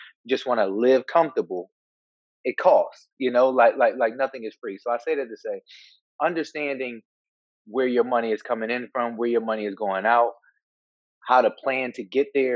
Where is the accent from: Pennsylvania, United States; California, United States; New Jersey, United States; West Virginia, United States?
Pennsylvania, United States; Philadelphia; growing up in Philadelphia